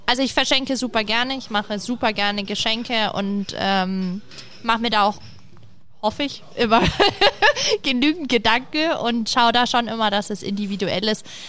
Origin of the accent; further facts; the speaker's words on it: Nuremberg, Bavaria, Germany; ich komme ja aus Nürnberg